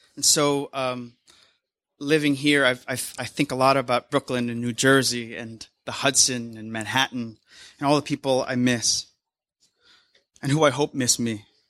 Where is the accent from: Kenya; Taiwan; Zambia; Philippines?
Philippines; now in United States; I'm Filipino American